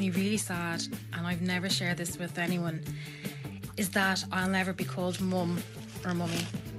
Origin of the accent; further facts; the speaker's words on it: Dublin, Leinster, Ireland; I'm from Dublin.